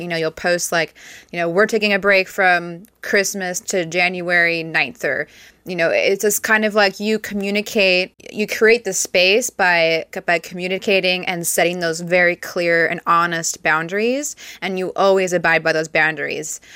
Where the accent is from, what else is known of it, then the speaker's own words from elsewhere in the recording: Prosser, Washington, United States; moved away; I grew up in th, this town, Prosser